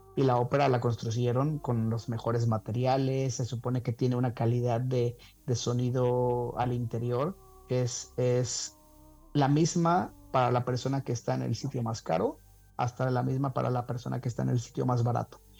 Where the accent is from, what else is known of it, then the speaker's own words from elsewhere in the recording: Veracruz, Mexico; moved away; also born or lived in Guanajuato / Spain; viniendo de haber vivido en España, yo en México, aunque me crié en Veracruz, eh, soy de Guanajuato